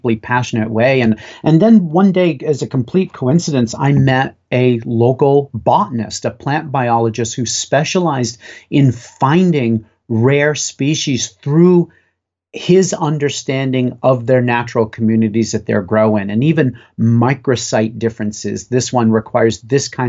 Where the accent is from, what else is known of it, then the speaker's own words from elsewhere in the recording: Western Maine, United States; Growing up in Western Maine